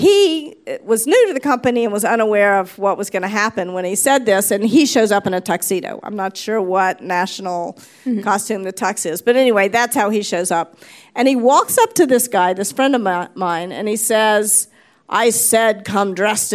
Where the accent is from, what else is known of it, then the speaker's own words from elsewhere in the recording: the South, United States; moved away; also born or lived in New York / California; I was raised in the South. You know, I was raised to be a polite Southern girl